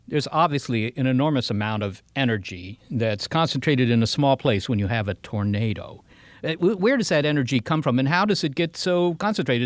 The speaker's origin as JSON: {"language": "English", "region": "Virginia", "country": "United States", "tie": "born or raised there", "moved": "yes", "said": "in Virginia, Molly, we didn't have tornadoes"}